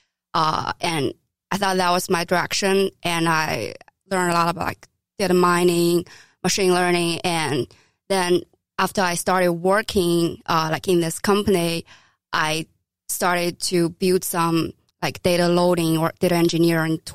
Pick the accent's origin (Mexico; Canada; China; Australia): China; moved away as an adult; now in New York City, United States; I grew up in China